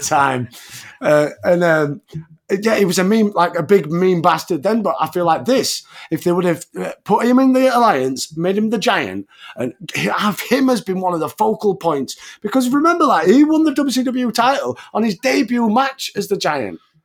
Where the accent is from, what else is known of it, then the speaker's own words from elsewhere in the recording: England, United Kingdom; as an Englishman